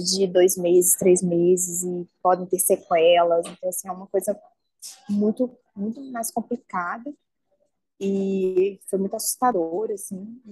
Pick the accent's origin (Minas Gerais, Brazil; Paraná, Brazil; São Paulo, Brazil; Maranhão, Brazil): Minas Gerais, Brazil; Belo Horizonte; eu sou de Belo Horizonte